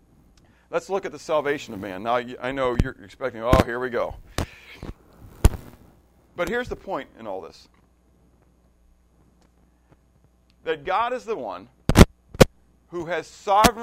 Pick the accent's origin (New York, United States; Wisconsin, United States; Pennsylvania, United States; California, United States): Pennsylvania, United States; Pittsburgh; Pittsburgh, when I grew up, Pittsburgh was a steel town